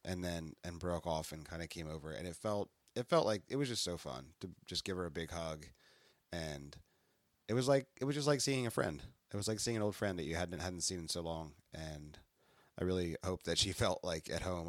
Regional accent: New Jersey, United States; We're from South Jersey

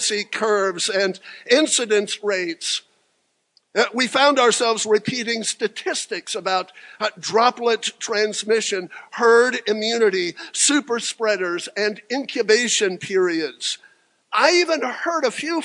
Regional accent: Franklin, Tennessee, United States; welcome to Franklin, my hometown

